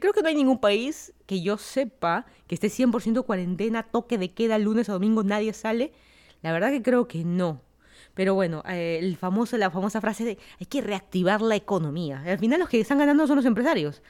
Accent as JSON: {"language": "Spanish", "region": "Lima", "country": "Peru", "also_born_or_lived": "Miami / Virginia", "moved": "as an adult", "lives_now": "Fairfax County, Virginia, United States"}